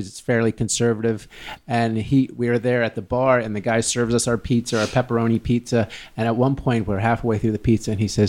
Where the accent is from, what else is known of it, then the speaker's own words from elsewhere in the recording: Philadelphia, Pennsylvania, United States; Just growing up in Philly